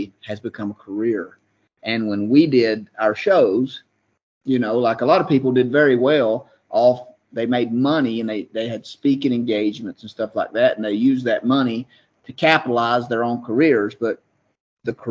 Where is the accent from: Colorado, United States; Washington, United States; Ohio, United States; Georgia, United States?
Georgia, United States; I'm from Georgia